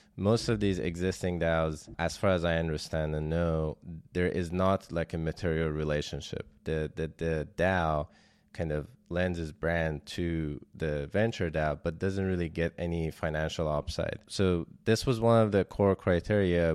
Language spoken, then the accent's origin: English; Iran; moved away as an adult; also born or lived in Germany; I was born in Iran and then I left around two thousand eleven to study robotics in Germany